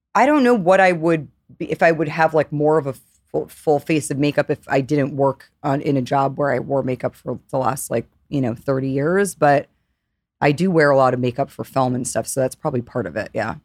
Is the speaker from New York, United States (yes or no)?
yes; New York, United States; I grew up in New York